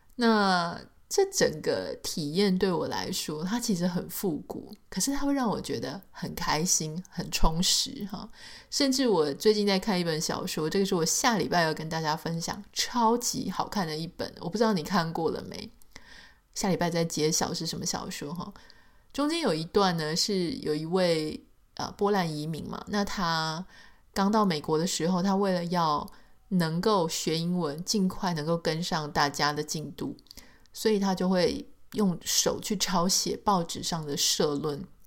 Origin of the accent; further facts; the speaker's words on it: Taiwan; 在台湾长大